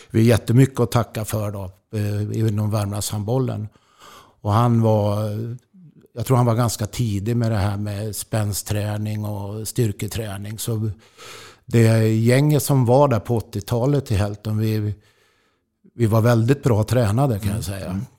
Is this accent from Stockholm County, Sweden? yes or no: yes; Jakobsberg, Stockholm County, Sweden; also born or lived in Östersund; Ja, jo, det, det var ju eftersom jag föddes i Östersund och flyttade till Stockholm så, så var det ju hockey som, som gällde då.